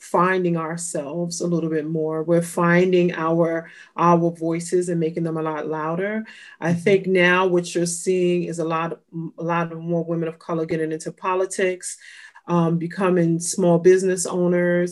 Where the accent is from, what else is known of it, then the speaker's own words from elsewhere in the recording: New York City, New York, United States; also born or lived in California; I grew up in New York and Brooklyn, as well as California.